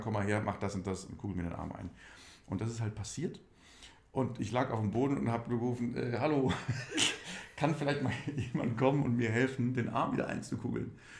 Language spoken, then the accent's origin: German; Schmelz, Saarland, Germany; moved away as an adult; also born or lived in Berlin; Ich komme, bin ein absolutes Landei. Ich komme aus Primsweiler. Dieses kleine Dörfchen gehört zur Gemeinde Schmelz. Und diese Gemeinde Schmelz gehört zum Landkreis Saarlouis